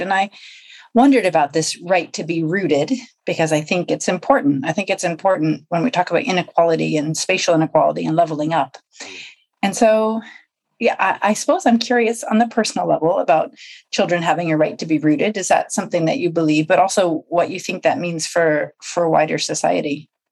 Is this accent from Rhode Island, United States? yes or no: yes; Rhode Island, United States; moved away as an adult; now in United Kingdom